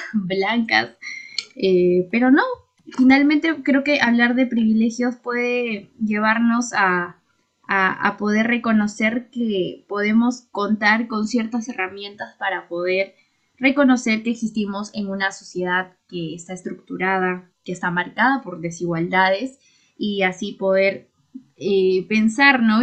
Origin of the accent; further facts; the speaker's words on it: Huancayo, Junín, Peru; yo soy de Huancayo